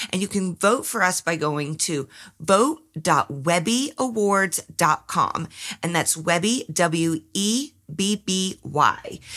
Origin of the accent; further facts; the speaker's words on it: New York City, New York, United States; It's also hilarious to brag about mob connections to a woman born and raised in New York City.